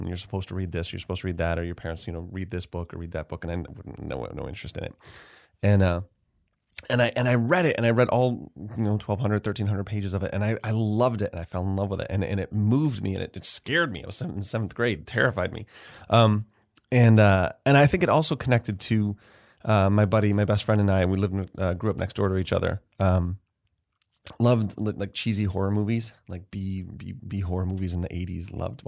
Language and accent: English; Rochester, New York, United States; also born or lived in Atlanta; So I'm originally from Rochester. I've been back here 11 years now. I was away for about 11 years in New York City and Atlanta and in grad school